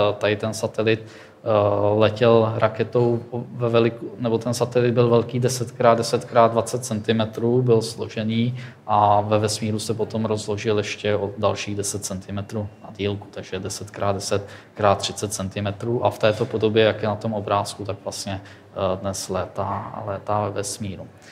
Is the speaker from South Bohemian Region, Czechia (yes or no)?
yes; Tábor, South Bohemian Region, Czechia; moved away as an adult; now in Plzeň, Czech Republic; já jsem z Tábora, což je město, město na jihu Čech